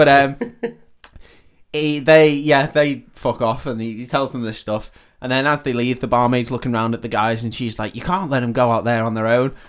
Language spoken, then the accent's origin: English; Yorkshire and the Humber, United Kingdom; Oh, I'm from Yorkshire.